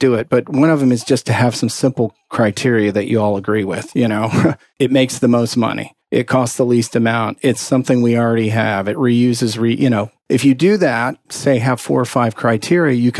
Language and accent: English; Texas, United States; I'm from Texas